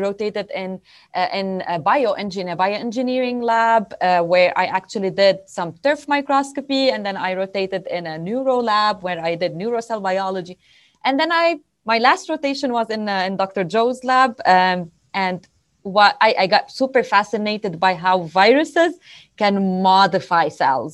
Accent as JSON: {"language": "English", "country": "Lebanon", "also_born_or_lived": "Beirut", "moved": "as an adult", "lives_now": "Pennsylvania, United States", "said": "I come from Lebanon. That is my home country."}